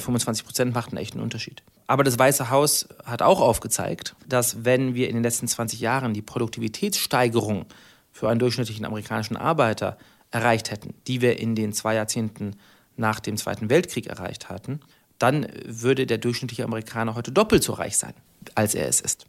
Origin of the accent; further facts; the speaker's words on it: Germany; wir haben äh, als Deutsche eine besondere Solidarität zueinander